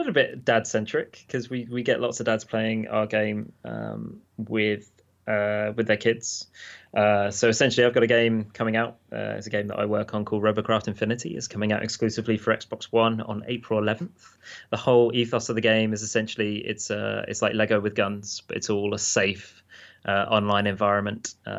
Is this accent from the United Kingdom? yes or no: yes; United Kingdom; There's something about being a British dude. You just turn red and then you go white.